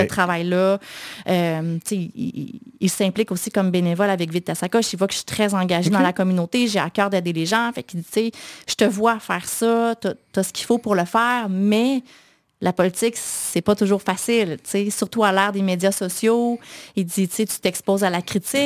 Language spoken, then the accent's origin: French; Quebec City, Quebec, Canada; J'ai grandi à Sillery